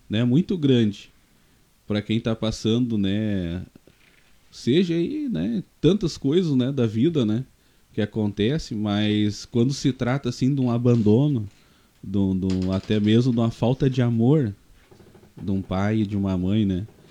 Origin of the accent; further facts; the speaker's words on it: Novo Hamburgo, Rio Grande do Sul, Brazil; also born or lived in São Leopoldo; eu nasci em São Leopoldo, né? Mas nós morávamos em Novo Hamburgo juntamente com a minha avó, né? E a gente teve uma infância um pouco difícil